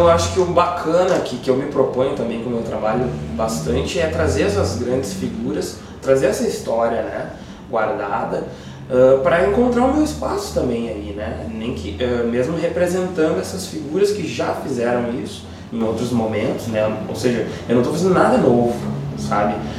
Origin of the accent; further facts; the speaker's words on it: Porto Alegre, Rio Grande do Sul, Brazil; now in Viamão, Brazil; Eu nasci em Porto Alegre, uh, hoje vivo em Viamão há pelo menos mais de 20 anos